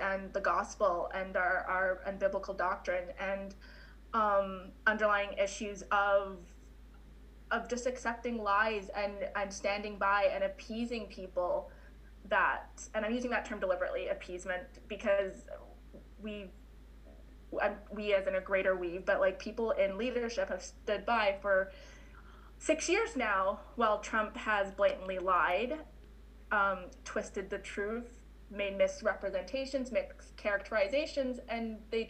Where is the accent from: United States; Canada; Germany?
Canada; also born or lived in Winnipeg, Manitoba; as a Canadian